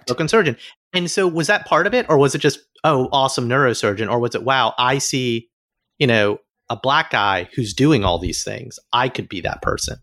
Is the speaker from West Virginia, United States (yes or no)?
no; Alabama, United States; I'm from Alabama, like, fellow Southerner